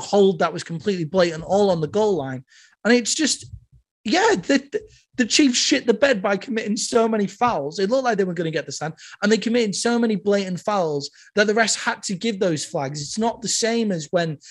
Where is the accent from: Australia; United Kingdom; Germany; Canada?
United Kingdom; I'm British